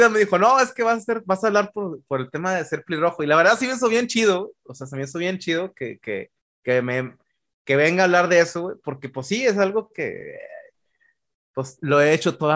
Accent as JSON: {"language": "Spanish", "country": "Ireland", "tie": "born or raised there", "also_born_or_lived": "Sweden", "said": "Soy sueco, pero vaya, mi, la, vaya, mi primera parte de la infancia de Irlanda."}